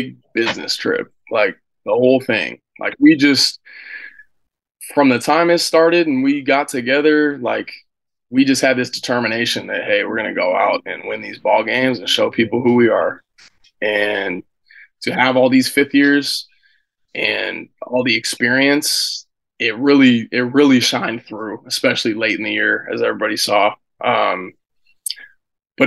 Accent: Seattle, Washington, United States; moved away as an adult; growing up in Seattle, University of Washington's your big football school

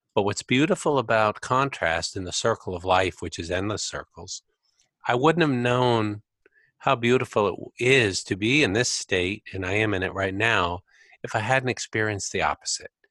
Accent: United States; I grew up in America

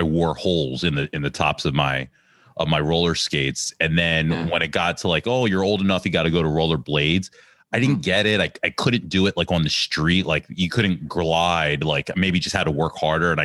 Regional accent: Ambler, Pennsylvania, United States; growing up in Ambler, that's, I would play at Alex's house

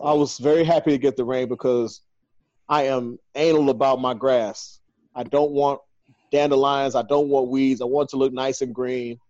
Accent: Chicago, Illinois, United States; I'm from Chicago. It's like 19 degrees in Chicago right now

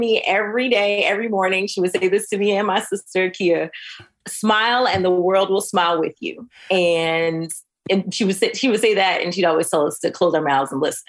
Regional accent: the South, United States; going there as an 18-year-old after growing up in the South and the Midwest.

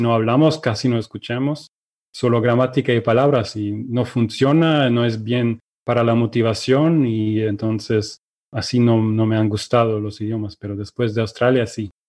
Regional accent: Germany; first language Russian and German; Spanish is a second language; also born or lived in Ukraine; soy de Alemania, em, nací en Ucrania, pero cuando tenía dos años mis, mis padres y yo nos mudamos a Alemania

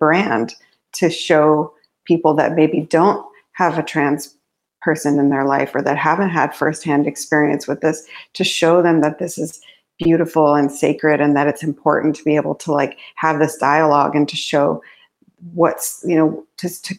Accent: New Mexico, United States; also born or lived in Navajo Nation; I grew up in New Mexico. And in my early life, I lived in the Navajo Nation

